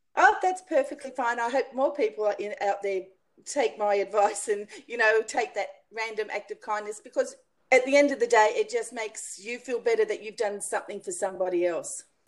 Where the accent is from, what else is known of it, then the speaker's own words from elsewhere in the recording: Australia; in Australia, we pronounce it pergola